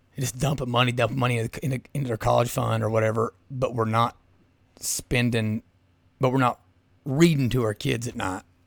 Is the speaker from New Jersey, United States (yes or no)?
no; Southeast Kentucky, United States; growing up in Southeast Kentucky